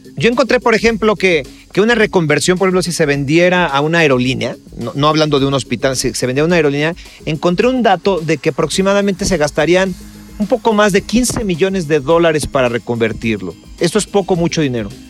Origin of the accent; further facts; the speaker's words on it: Mexico; como mexicano